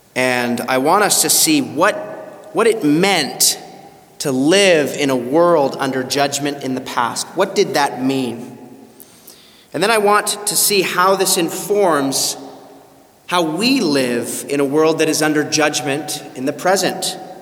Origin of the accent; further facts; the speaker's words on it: Canada; moved away; my home country of Canada